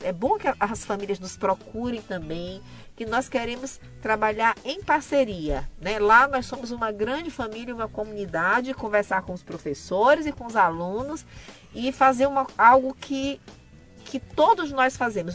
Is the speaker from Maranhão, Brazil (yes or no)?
yes; Maranhão, Brazil; also born or lived in Mirador / São José de Ribamar / São Luís; Eu sou eu sou de Mirador e sou de Ribamar também, ainda sou de São Luís, minha gente, eu sou do Maranhão